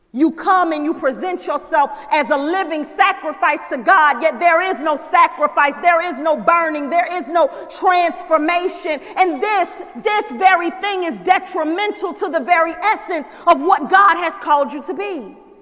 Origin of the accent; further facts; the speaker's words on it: the South, United States; moved away; I grew up in the South